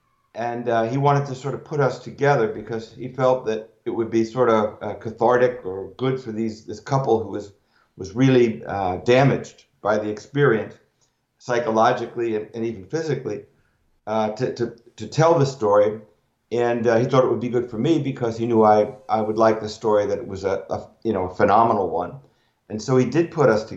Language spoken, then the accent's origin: English; Newark, New Jersey, United States; also born or lived in Madison, New Jersey; I grew up in Newark